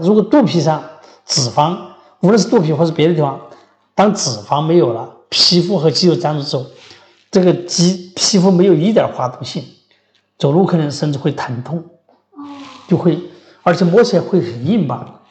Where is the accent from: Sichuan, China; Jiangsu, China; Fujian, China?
Sichuan, China; 咱们四川人爱吃猪头肉